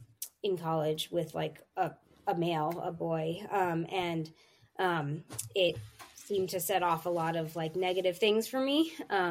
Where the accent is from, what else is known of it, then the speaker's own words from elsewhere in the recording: New York City, New York, United States; moved away as an adult; also born or lived in Philadelphia; I'm from New York City. I was born and raised in Manhattan and lived there my whole life through high school